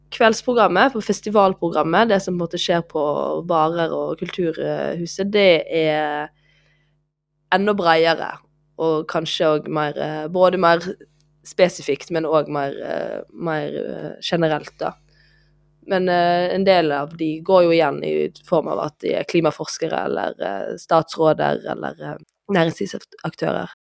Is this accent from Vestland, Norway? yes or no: yes; Voss, Vestland, Norway; jeg er jo vossing